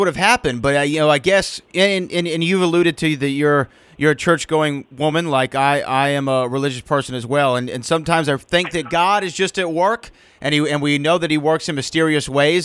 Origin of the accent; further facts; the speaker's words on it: the South, United States; I'm from the South. I grew up in a Baptist church